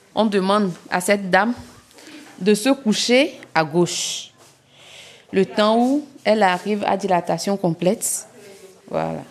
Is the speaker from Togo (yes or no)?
yes; Kpalimé, Plateaux, Togo; moved away as an adult; also born or lived in Lomé; now in Gando, Togo; j'ai vécu à Palimé